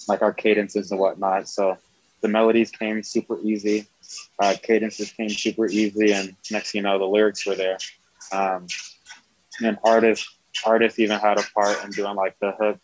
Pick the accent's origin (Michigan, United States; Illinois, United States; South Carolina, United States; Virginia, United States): South Carolina, United States; now in Albuquerque, United States; I'm from South Carolina. So I grew up in the church, grew up playing the drums